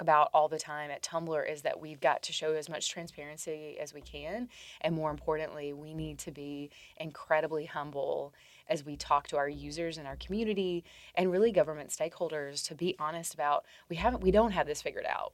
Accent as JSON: {"language": "English", "region": "Tennessee", "country": "United States", "tie": "born or raised there", "said": "Tennessee voters, my home state"}